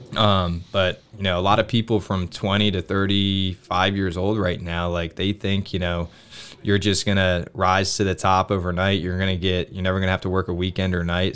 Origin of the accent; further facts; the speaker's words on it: Olean, New York, United States; moved away as an adult; now in Pittsburgh, United States; I went to work for a, um, a bank out of, uh, my hometown in New York